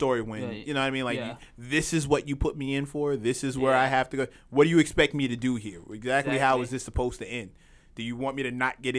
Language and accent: English; New York, United States; as a New Yorker, as a lifelong New Yorker and a New York fan